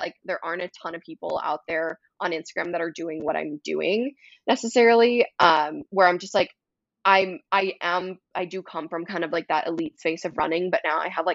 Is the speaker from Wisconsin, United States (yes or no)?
yes; Wisconsin, United States; I'm from Wisconsin